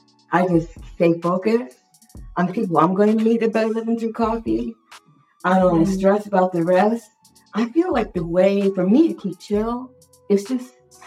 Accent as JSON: {"language": "English", "country": "United States", "said": "I'm from America."}